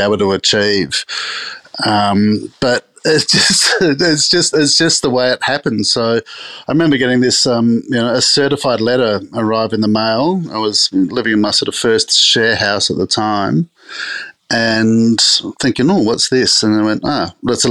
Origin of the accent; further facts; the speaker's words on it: Adelaide, South Australia, Australia; growing up in Adelaide